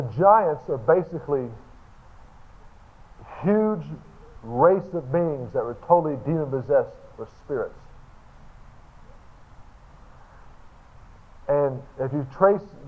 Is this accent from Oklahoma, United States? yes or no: yes; Tulsa, Oklahoma, United States; I'm from Tulsa, Oklahoma